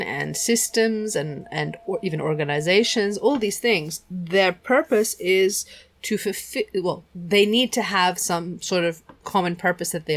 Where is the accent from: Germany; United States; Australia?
Germany; we grew up in Germany